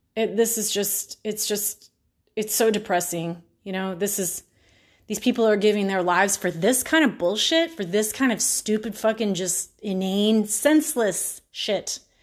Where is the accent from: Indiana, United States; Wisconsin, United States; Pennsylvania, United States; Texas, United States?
Texas, United States; Houston; I'm from Houston